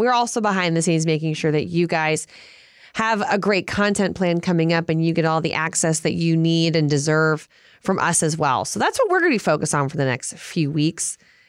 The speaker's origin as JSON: {"language": "English", "town": "New Orleans", "region": "Louisiana", "country": "United States", "said": "I'm from New Orleans."}